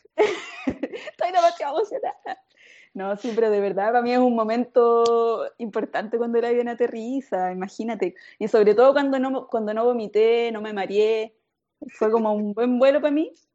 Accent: Chile; now in Japan; yo como mi comida ah. tradicional chilena

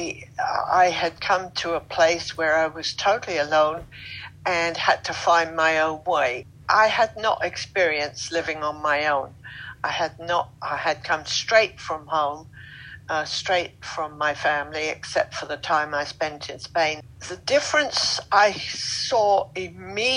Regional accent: London, United Kingdom; moved away as an adult; now in Deep Cove, Canada; I'm originally from Britain, London. Yes, a London girl, Southwest London.

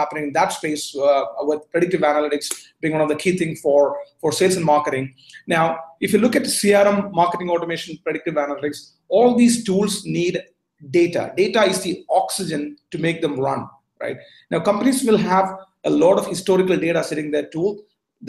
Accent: Bangalore, Karnataka, India; moved away as an adult; also born or lived in Berkeley, California / Bay Area, California; now in Singapore; I was born in India, went to high school in Bangalore, did my college in Berkeley.

